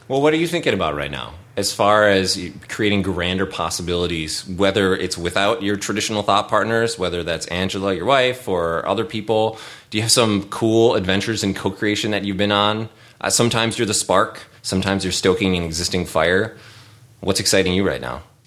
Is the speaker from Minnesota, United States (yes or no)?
yes; St. Paul, Minnesota, United States; where I grew up in St. Paul